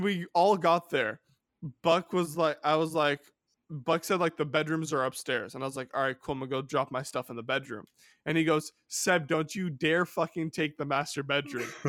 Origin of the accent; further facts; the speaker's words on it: California, United States; my home state of California